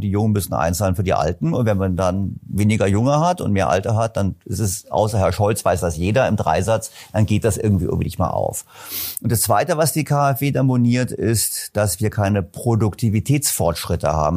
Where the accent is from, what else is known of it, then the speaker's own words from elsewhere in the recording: Berlin, Germany; also born or lived in German-speaking Switzerland; Ich komme aus Berlin